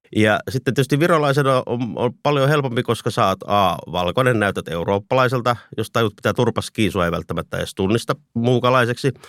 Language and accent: Finnish; Estonia; now in Finland; mä lähin Virosta sen ollessa vielä osana Neuvostoliittoa. Mulla oli ikävästi vielä se suomalaisuustausta tai inkerilaisuustausta